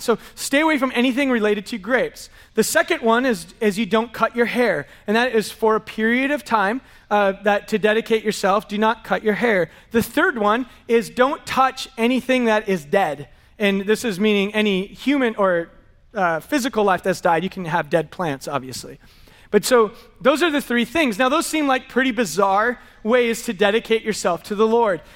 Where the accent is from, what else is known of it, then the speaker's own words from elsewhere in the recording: San Diego, California, United States; we're from San Diego